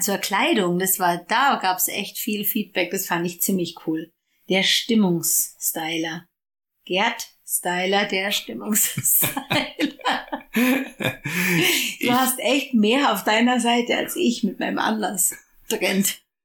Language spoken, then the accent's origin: German; Ingolstadt, Bavaria, Germany; weil ich nach Hause gehen wollte. Von Düsseldorf nach, oder Düsseldorf oder so, nach äh, Bayern, nach Ingolstadt